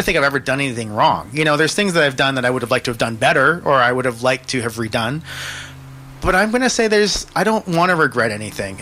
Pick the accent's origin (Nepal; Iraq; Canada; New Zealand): Canada; Kelowna, British Columbia; now in Vancouver, Canada; I grew up in Kelowna